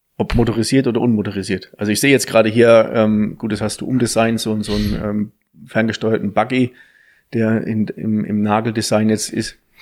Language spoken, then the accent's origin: German; Thuringia, Germany; da aus dem Ort, wo ich herkomme, der Nachbarort, wo die ja produziert